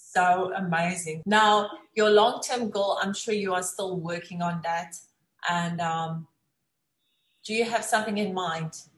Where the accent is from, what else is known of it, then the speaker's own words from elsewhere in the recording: South Africa; accent: South African; moved away; I'm also from South Africa. We get the accents